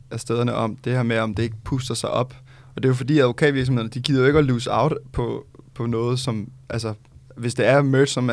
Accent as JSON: {"language": "Danish", "country": "Thailand", "tie": "born or raised there", "lives_now": "Denmark", "said": "den lignede noget, jeg købte, øh, da jeg var lille i Thailand."}